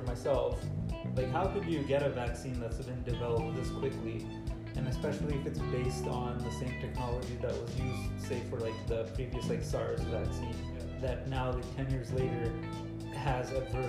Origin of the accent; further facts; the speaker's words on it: Canada; as like a Canadian like basketball fan